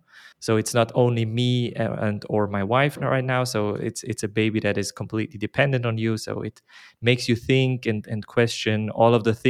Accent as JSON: {"language": "English", "town": "Basel", "region": "Basel-Stadt", "country": "Switzerland", "lives_now": "Zurich, Switzerland", "said": "I'm from Basel originally, but I live in Zurich"}